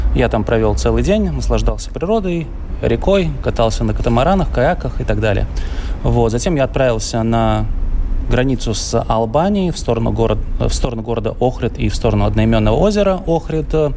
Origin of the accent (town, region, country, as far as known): Latvia